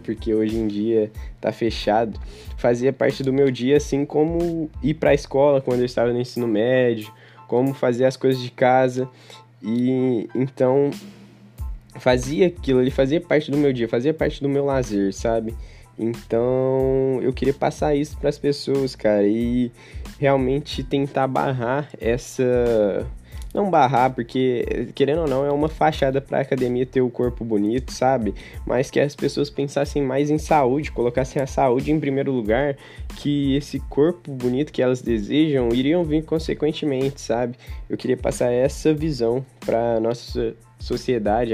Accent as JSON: {"language": "Portuguese", "town": "Uberaba", "region": "Minas Gerais", "country": "Brazil", "said": "eu sou daqui de Uberaba mesmo"}